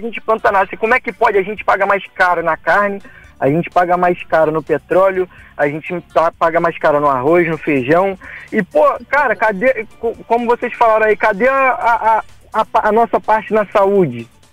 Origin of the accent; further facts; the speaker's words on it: Valença, Rio de Janeiro, Brazil; Que eu não sou do Rio, eu sou de Valença, sou do interior do Rio